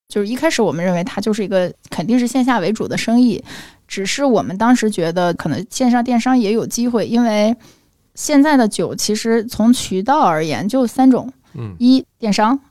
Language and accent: Chinese; China; 这就是我们中国人喜欢的东西